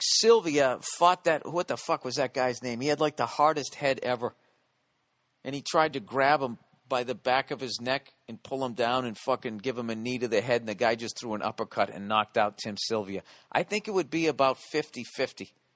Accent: United States; as an American in my country

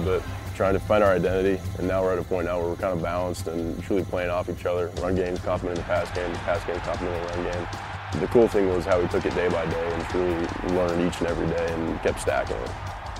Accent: Fond du Lac, Wisconsin, United States; I'm originally from Fond du Lac in high school.

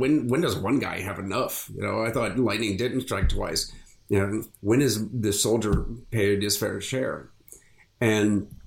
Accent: Akron, Ohio, United States; now in Florida, United States; I grew up in Akron

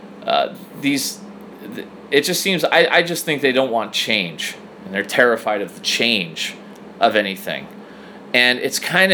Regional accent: United States; as an American

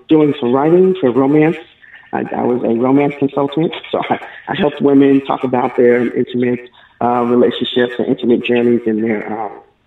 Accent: New York City, New York, United States; moved away as an adult; also born or lived in Texas; now in Gwinnett County, Georgia, United States; I lived in New York all my life, practically, all my young life in the South Bronx

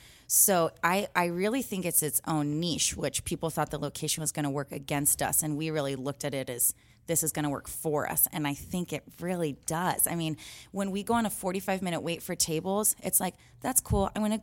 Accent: Ocean Beach, California, United States; we are weirdos from Ocean Beach and like very proud of that fact.

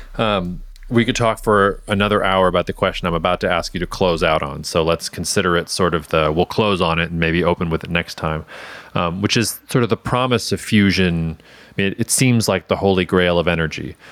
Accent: Georgia, United States; my home state of Georgia

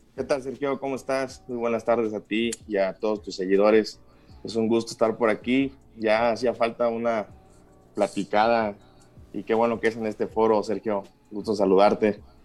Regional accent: Huasteca Potosina, San Luis Potosí, Mexico; moved away as an adult; now in Querétaro, Mexico; soy del estado de San Luis Potosí, de la región Huasteca, está en el sur del estado

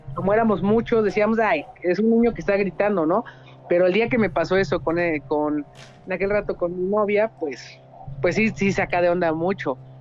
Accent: Querétaro, Mexico; yo soy, o sea, somos de Querétaro

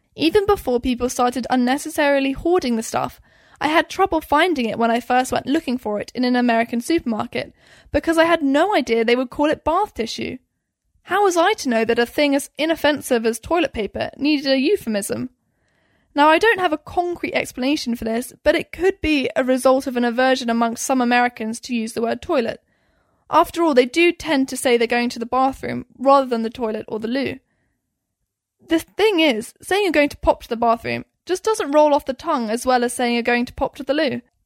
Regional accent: United Kingdom; now in United States; as a Brit

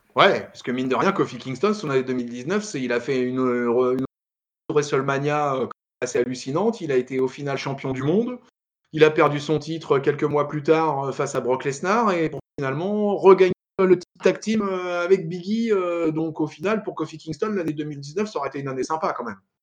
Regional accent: France; nous on est français

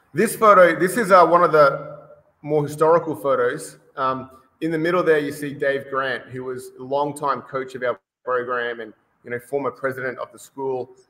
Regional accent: Brisbane, Queensland, Australia; moved away as an adult; now in Costa Mesa, United States; I'm originally from Australia. So uh, born and bred in Australia, in Brisbane. And uh, I moved over here about, uh, gee, almost 15 years ago now.

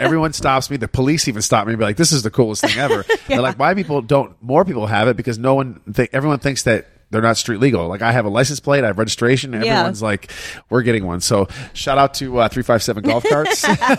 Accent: Shelby Township, Michigan, United States; I grew up in Shelby Township, Michigan.

